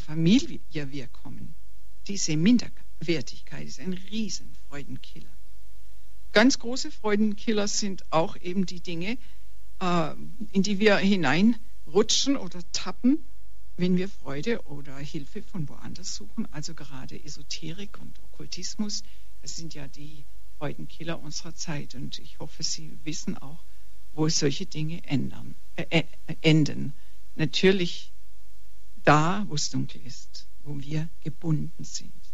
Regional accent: Germany; also born or lived in Weingarten, Baden-Württemberg

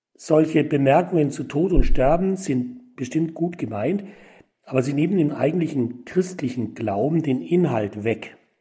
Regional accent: Tutzing, Bavaria, Germany; In meiner Heimatgemeinde in Tutzing

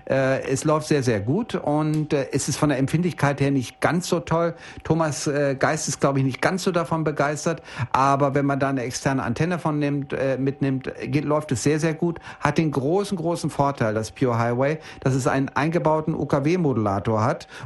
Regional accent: Bielefeld, North Rhine-Westphalia, Germany; Ich komme ja nur aus Norddeutschland, aus dem schönen Bielefeld.

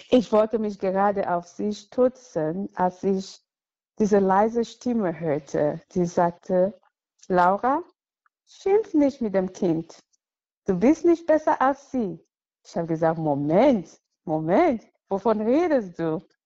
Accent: Cameroon; German is a second language; moved away as an adult; now in Cologne, Germany; Ich wurde in Kamerun geboren, so vor hm, fast 44 Jahren und wuchs als Katholikin auf

